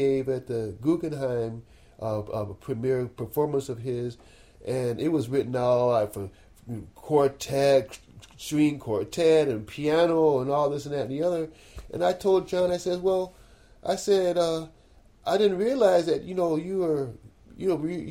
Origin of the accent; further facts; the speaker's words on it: Cleveland, Ohio, United States; I'm from Cleveland, Ohio.